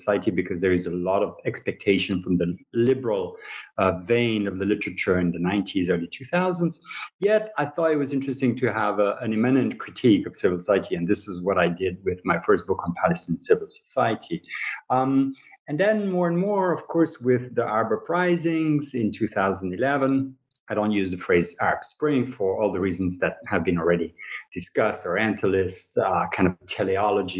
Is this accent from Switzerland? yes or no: yes; Switzerland; moved away as an adult; I'm a researcher from Switzerland originally